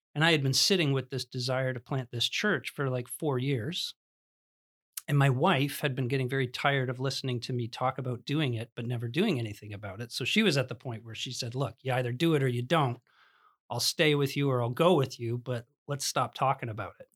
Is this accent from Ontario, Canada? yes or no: yes; Smithville, Ontario, Canada; I grew up in the Christian Reformed Church in, uh, Smithville, Ontario